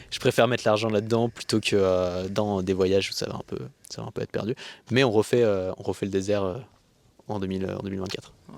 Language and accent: French; France; en tant que français